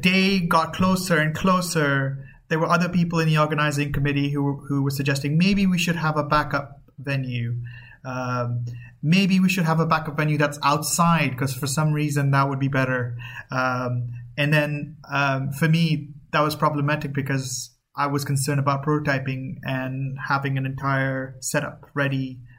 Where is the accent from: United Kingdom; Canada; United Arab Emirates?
United Arab Emirates; Dubai; my background is Pakistani, but I grew up here as well, so I've been here forever.